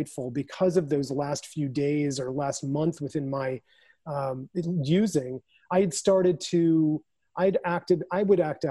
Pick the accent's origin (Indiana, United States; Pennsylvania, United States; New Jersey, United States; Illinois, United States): Illinois, United States; Naperville; moved away; our hometown of Naperville where I was staying with my mother